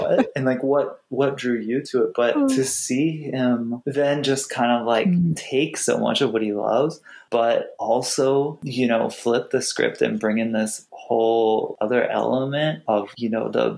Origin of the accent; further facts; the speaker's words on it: Iowa, United States; also born or lived in Wisconsin; growing up in Iowa and Wisconsin